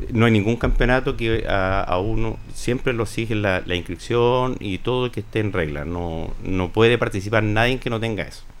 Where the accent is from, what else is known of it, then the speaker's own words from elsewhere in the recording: Linares, Maule, Chile; soy de Linares